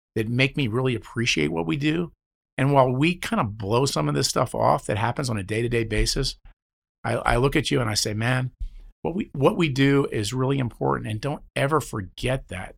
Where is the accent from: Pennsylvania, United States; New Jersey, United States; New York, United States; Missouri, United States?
New Jersey, United States; I'm a guy from New Jersey